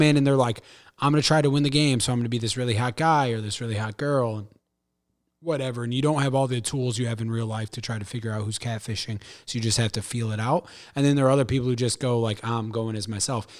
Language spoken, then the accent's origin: English; St. Louis, Missouri, United States; I'm from Saint Louis